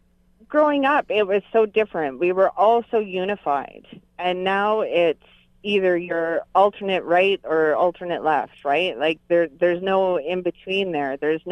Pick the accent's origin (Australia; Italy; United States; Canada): Canada; as a Canadian is that my kids who are growing up in this country, who are second generation Canadians